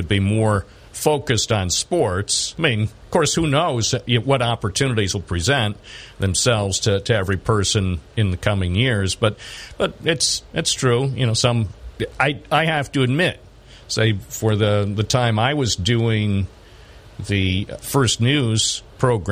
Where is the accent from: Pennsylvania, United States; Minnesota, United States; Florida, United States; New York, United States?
New York, United States; Binghamton; I was born in Binghamton